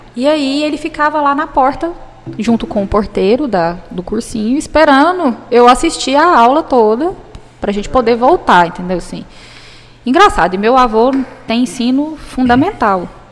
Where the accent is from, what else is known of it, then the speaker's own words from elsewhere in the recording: Jataí, Goiás, Brazil; also born or lived in Goiânia; eu sou de Goiás, sou do interior de Goiás, sou de Jataí. Fui para Goiânia para fazer o cursinho